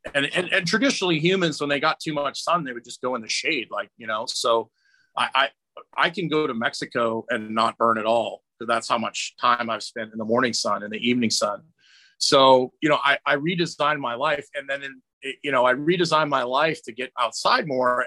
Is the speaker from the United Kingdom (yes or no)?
yes; Scotland, United Kingdom; I'm Scottish